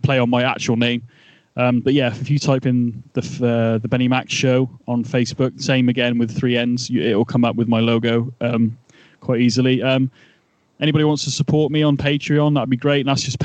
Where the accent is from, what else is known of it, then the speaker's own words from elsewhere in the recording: England, United Kingdom; being Englishman